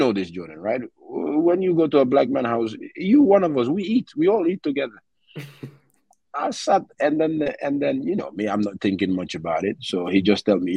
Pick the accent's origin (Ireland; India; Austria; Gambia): Gambia; growing up in Gambia when I was 8 years old, I had a great childhood